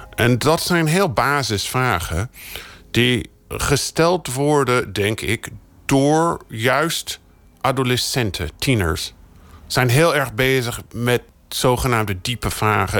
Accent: United States; now in Netherlands; Ik ben in de Verenigde Staten opgegroeid.

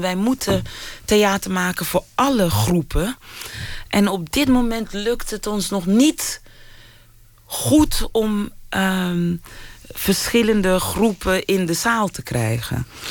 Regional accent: Rotterdam, South Holland, Netherlands; also born or lived in Suriname; ik kom gewoon uit Rotterdam-Zuid.

